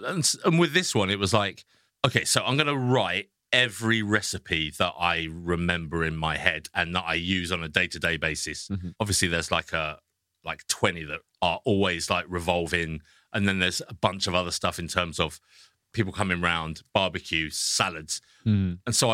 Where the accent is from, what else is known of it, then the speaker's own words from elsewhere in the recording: England, United Kingdom; being English